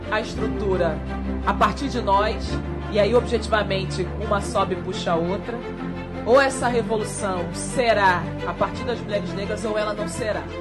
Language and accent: Portuguese; Rio de Janeiro, Brazil; Sou da Maré, acho que mulheres negras são subrepresentadas na política.